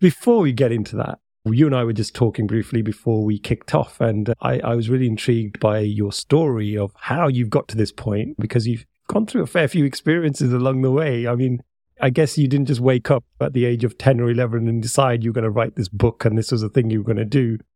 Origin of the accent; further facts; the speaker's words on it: United Kingdom; I'm speaking to another Brit